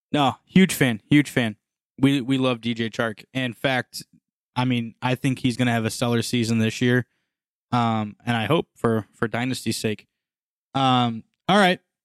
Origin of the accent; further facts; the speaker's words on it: Missouri, United States; we are from Missouri